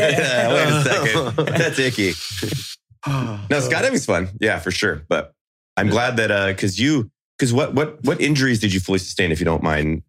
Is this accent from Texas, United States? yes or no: yes; Texas, United States; I'm a Texan.